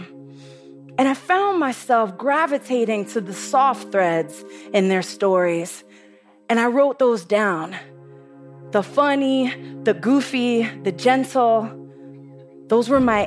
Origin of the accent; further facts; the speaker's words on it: New York City, New York, United States; I'm from the Bronx, and the Bronx is tough